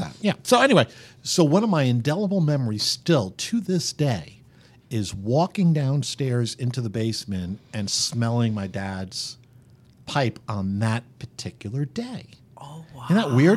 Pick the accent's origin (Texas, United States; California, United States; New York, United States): New York, United States; New York City area, United States; now in Kansas City, United States; I grew up just around the New York City area